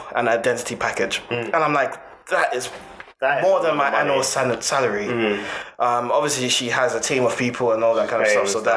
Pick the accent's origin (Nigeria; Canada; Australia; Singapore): Nigeria; now in United Kingdom; I was born in Nigeria